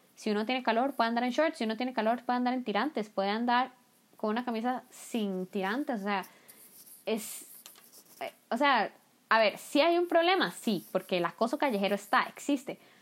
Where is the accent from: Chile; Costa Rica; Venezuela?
Costa Rica; moved away as an adult; now in South Korea; yo soy de Costa Rica